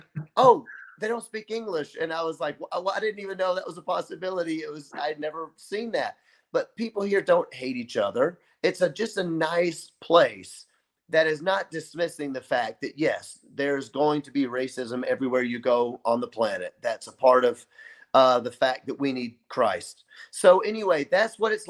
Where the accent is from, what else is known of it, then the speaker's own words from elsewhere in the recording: Memphis, Tennessee, United States; now in Kenosha, United States; I'm from Memphis, Tennessee, which is quite a racist place